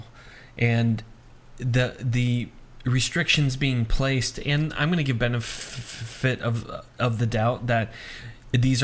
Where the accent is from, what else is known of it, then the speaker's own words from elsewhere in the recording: United States; as an American